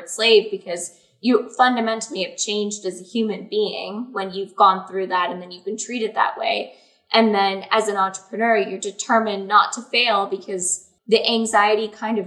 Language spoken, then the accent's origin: English; Canada